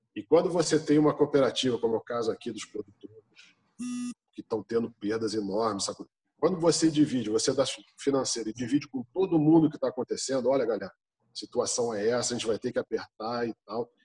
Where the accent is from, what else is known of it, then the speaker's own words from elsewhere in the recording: Brazil; Nós somos brasileiros